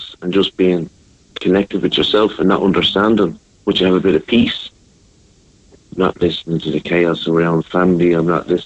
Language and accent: English; Dún Laoghaire, Leinster, Ireland; I grew up in Dunleary here.